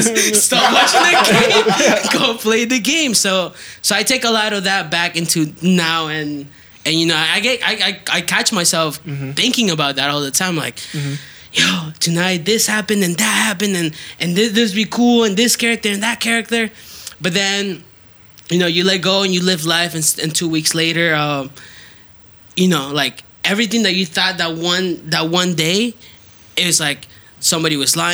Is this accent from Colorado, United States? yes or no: no; Southwest Florida, United States; he like grew up in like my hometown